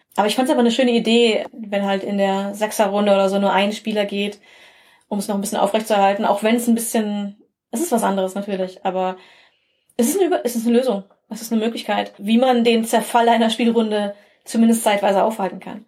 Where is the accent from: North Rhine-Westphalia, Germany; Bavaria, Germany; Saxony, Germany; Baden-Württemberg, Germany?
North Rhine-Westphalia, Germany; Bielefeld area; als Kind und Teenager habe ich auch in einer kleinen Stadt hier in einer, im Bielefelder Umland gelebt